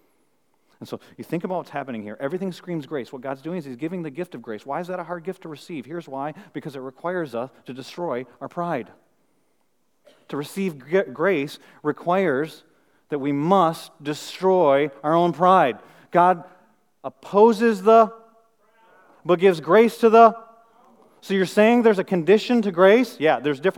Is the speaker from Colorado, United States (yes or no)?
no; Flint, Michigan, United States; moved away; I'm from Flint, Michigan